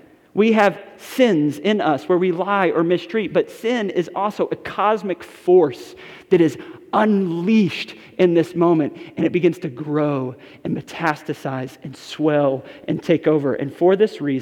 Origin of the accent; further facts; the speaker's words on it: Westport, Connecticut, United States; the house I grew up in Westport, Connecticut